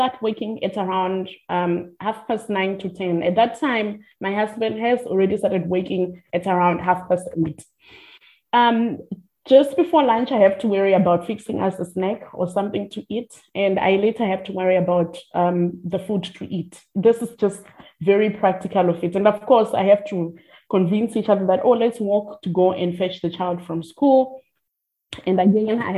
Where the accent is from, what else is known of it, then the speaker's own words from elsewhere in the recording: Limpopo, South Africa; now in Cape Town, South Africa; I am from the Limpopo province. I'm a vendor